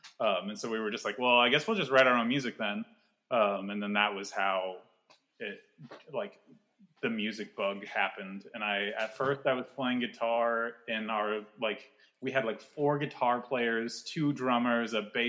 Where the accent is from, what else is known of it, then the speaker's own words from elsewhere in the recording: Vacaville, California, United States; In Vacaville.